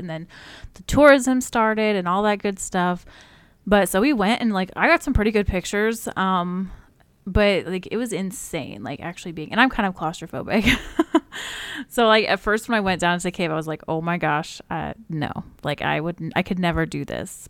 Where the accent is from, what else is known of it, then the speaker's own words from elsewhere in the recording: Alaska, United States; I was born in Alaska